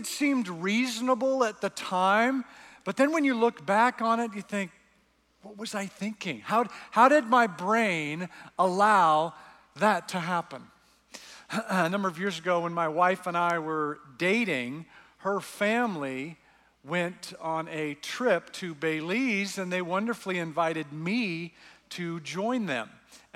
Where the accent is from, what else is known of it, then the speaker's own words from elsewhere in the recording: Canada; I'm Canadian